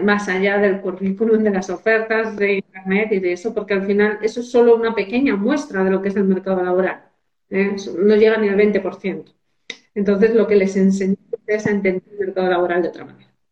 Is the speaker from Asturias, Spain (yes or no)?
yes; Asturias, Spain; also born or lived in Madrid; me puse como ingeniera de montes en mi pueblo